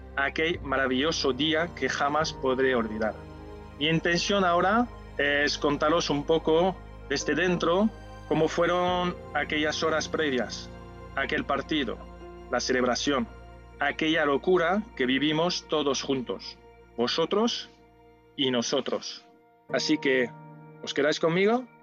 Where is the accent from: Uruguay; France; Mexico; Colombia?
France; Spanish is a second language; now in Seville, Spain; Como ves por mi acento, no soy de aquí. O sí, porque me siento sevillista, y también sevillano, nacido en Francia